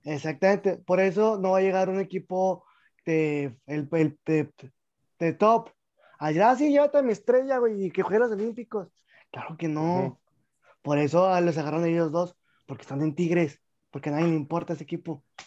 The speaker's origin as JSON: {"language": "Spanish", "country": "Mexico", "said": "uno como mexicano"}